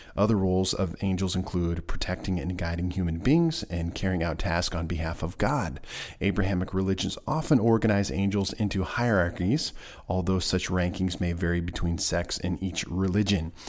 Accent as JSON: {"language": "English", "region": "Nebraska", "country": "United States", "tie": "born or raised there", "moved": "yes", "lives_now": "Missouri, United States", "said": "my home state of Nebraska"}